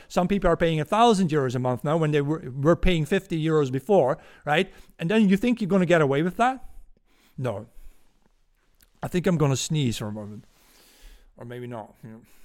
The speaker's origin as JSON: {"language": "English", "country": "Netherlands", "accent": "Dutch", "second_language": "English", "said": "my Dutch accent"}